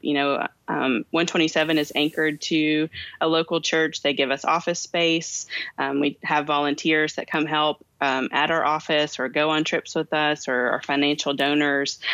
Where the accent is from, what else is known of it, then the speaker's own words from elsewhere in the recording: Kentucky, United States; I have two names because I'm from Kentucky